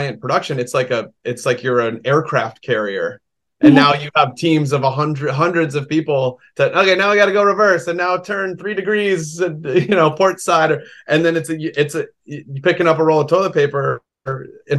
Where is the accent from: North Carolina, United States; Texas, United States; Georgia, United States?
Georgia, United States; the public library in this town I grew up in Georgia